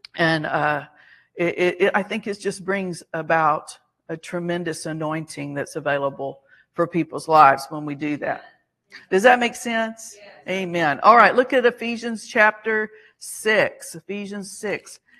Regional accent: Alabama, United States; we were Southerners, we are from Alabama. So, you know, part of that training and upbringing is you say yes, ma'am

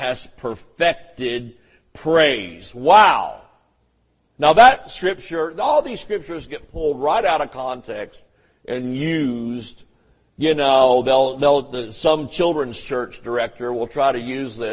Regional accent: the South, United States; I grew up in the South where everybody explained things in those tones.

